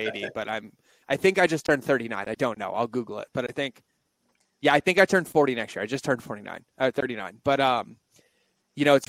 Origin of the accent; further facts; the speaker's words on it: Massachusetts, United States; moved away; I'm from the Northeast as well. I'm a Massachusetts kid